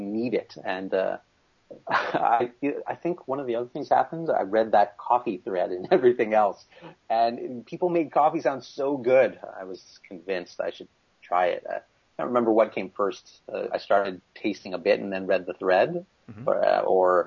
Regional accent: Canada; I'm one of your neighbors to the north. I'm from Canada, and I'm at McGill University in Montreal

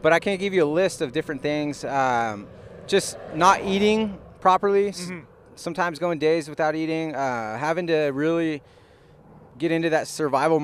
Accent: California, United States; moved away as an adult; I'm from California

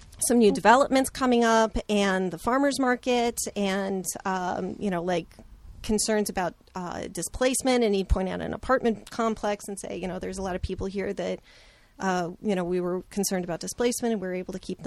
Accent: Pittsburgh, Pennsylvania, United States; now in Portland, United States; I was born in Pittsburgh, so I'm totally like, Yins is good for me

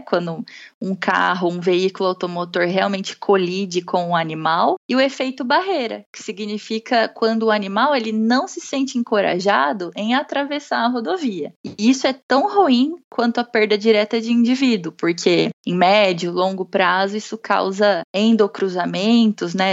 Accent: Bauru, São Paulo, Brazil; moved away as an adult; eu sou de Bauru, interior do estado de São Paulo

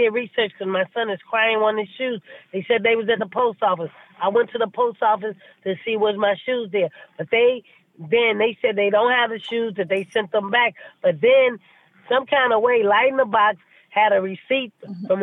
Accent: St. Louis, Missouri, United States; now in New York, United States; I'm from St. Louis

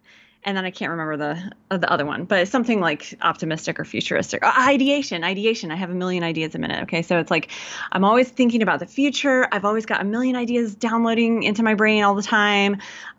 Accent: Georgia, United States; And I grew up in Georgia in the South, so I can put that on if I need to. If y'all need a good hometown girl talking to you, then that's me. I can put it on easy. And, but I was raised by two Yankee parents.

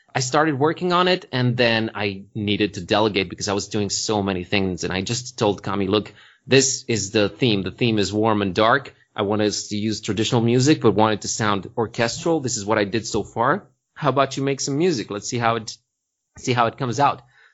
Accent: Transylvania, Romania; People keep assuming that can happen because we're from Transylvania, but it doesn't really work that way.

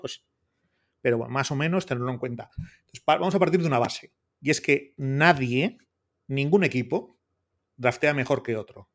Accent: Portugalete, Basque Country, Spain; mi pueblo natal de Portugalete

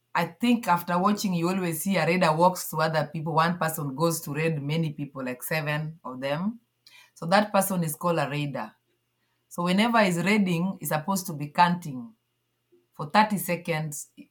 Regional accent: Kakimba, Nyanza, Kenya; moved away as an adult; now in Nairobi, Kenya; I grew up at some village called Kakimba in uh, Nyanza part of Kenya

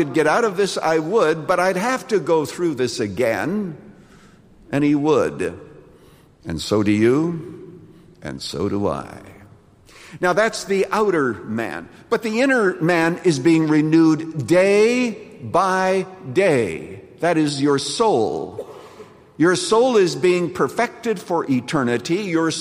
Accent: Canada; when I was growing up in Canada

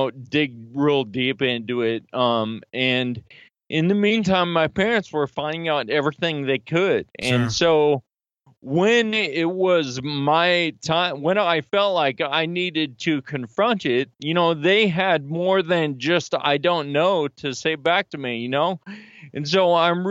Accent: Sacramento, California, United States; now in Philadelphia, United States; I'm from Sacramento, California, but I live right outside of Philly now

